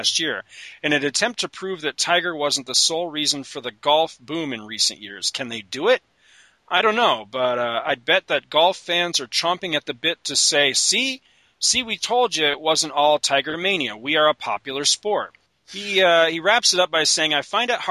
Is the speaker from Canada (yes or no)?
yes; Canada; moved away; I grew up in the Great White North